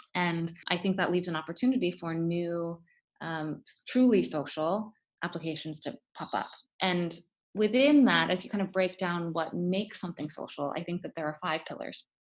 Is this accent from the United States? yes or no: yes; Florida, United States; born or raised there; moved away as an adult; also born or lived in Stanford, California